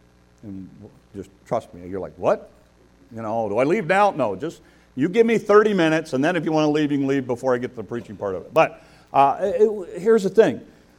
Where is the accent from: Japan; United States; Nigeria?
United States; you'll know I am an American, and I am loud and proud about it.